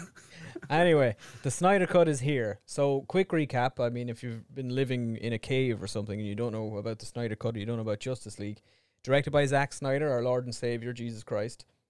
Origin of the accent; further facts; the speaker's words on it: Ireland; we're Irish